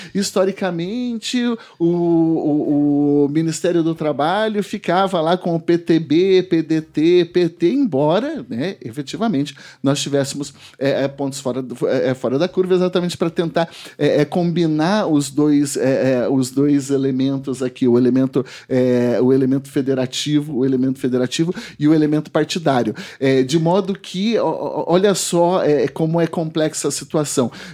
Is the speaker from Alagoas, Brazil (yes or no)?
no; Porecatu, Paraná, Brazil; pela minha, pela minha região onde eu nasci, Porecatu, norte do estado